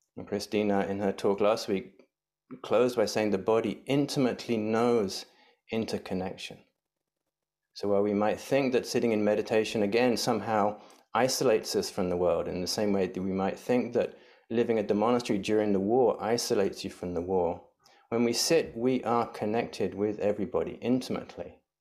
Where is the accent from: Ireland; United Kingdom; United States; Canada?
United Kingdom; England; moved away; growing up in England